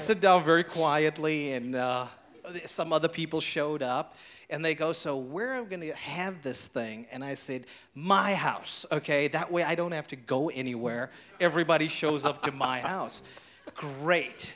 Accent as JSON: {"language": "English", "country": "South Africa", "tie": "born or raised there", "moved": "yes", "lives_now": "Hilton Head, United States", "said": "I was born and raised in South Africa"}